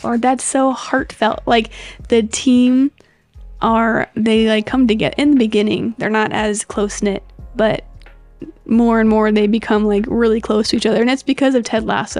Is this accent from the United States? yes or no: yes; United States; as an American